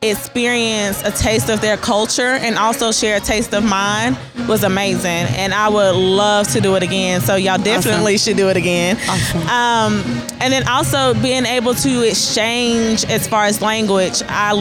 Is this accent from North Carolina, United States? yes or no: yes; Asheville, North Carolina, United States; I am from Asheville, North Carolina.